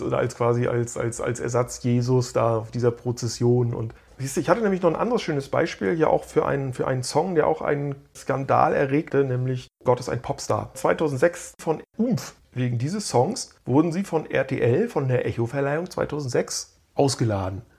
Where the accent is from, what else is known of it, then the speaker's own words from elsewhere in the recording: Stralsund, Mecklenburg-Vorpommern, Germany; moved away; in meiner alten Heimatstadt Stralsund